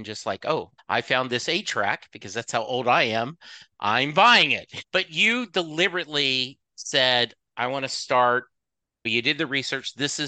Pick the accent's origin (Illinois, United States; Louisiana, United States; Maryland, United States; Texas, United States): Louisiana, United States; Lake Charles; now in Dallas, United States; But I grew up in Lake Charles, Louisiana.